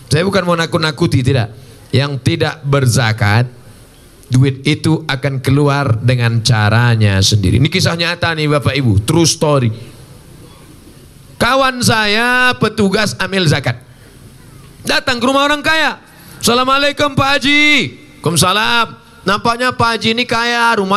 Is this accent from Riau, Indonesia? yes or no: yes; Riau, Indonesia; saya ceramah lah saya dari Riau ada satu kabupaten di tempat saya zakatnya 10 miliar